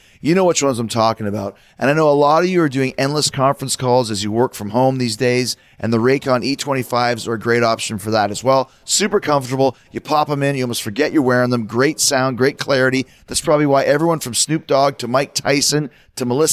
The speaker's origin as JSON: {"language": "English", "town": "Winnipeg", "region": "Manitoba", "country": "Canada", "said": "I'm from Winnipeg up in Canada"}